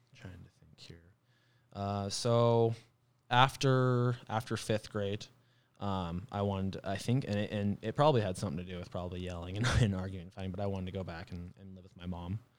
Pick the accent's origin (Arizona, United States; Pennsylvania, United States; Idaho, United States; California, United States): Arizona, United States; Flagstaff; also born or lived in Page, Arizona / Mesquite, Nevada / Kingman, Arizona / Ohio; I spent most of my childhood when I lived in Flagstaff